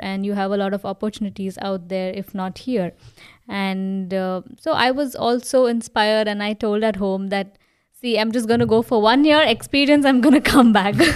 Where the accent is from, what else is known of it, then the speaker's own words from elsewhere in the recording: India; moved away as an adult; now in Germany; me being from an Indian family